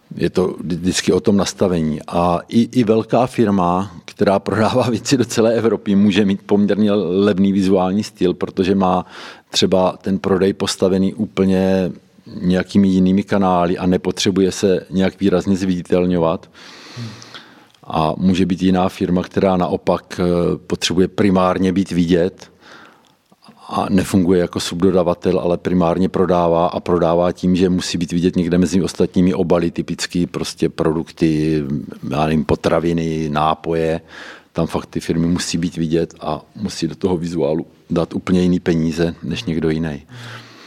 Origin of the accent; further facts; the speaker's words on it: Boskovice, South Moravian Region, Czechia; u nás v Boskovicích